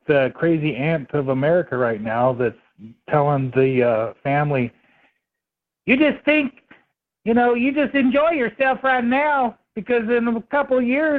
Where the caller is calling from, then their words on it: West Coast, United States; I'm calling from the West Coast, brother.